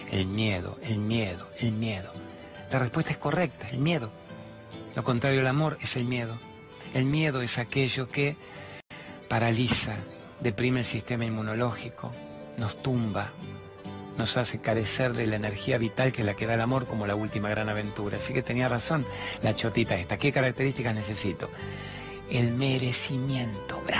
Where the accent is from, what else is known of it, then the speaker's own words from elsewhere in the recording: Misiones, Argentina; soy de Misiones